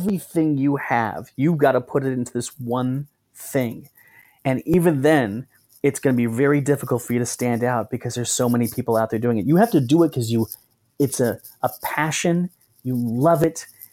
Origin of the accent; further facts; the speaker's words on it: Southern California, United States; I grew up in Southern California